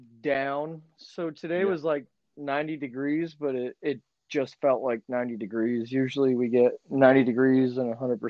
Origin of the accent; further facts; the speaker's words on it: Warsaw, Missouri, United States; moved away as an adult; also born or lived in Nashville, Tennessee / Springfield, Missouri; now in Kansas City, United States; I grew up in Warsaw, Missouri, which is the north end of Lake of the Ozarks.